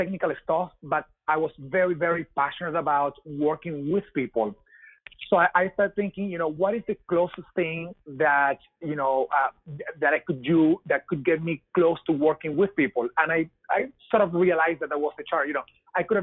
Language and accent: English; Venezuela; English is a second language; moved away as an adult; now in United States; you may tell by my accent that I am not from here. I'm from Venezuela. I moved to the U.S. 8 years ago